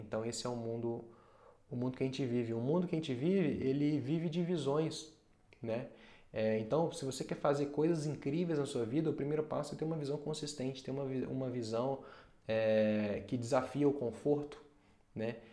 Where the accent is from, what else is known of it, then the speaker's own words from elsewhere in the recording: Brazil; enquanto brasileiro